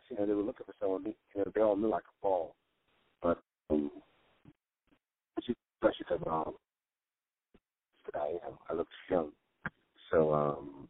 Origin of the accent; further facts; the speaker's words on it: New York, United States; growing up in New York and being, you know, an all-city basketball player